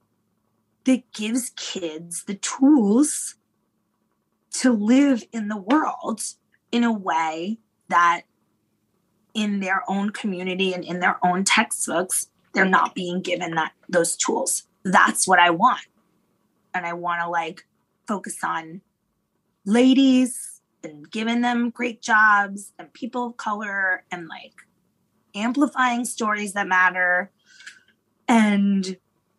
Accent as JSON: {"language": "English", "town": "Yonkers", "region": "New York", "country": "United States", "tie": "born or raised there", "said": "growing up in Yonkers"}